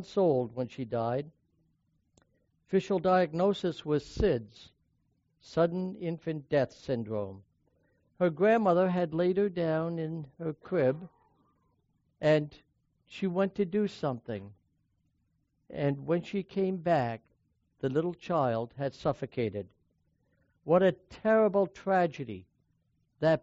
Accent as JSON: {"language": "English", "region": "New York", "country": "United States", "tie": "born or raised there", "said": "When I was growing up in New York State"}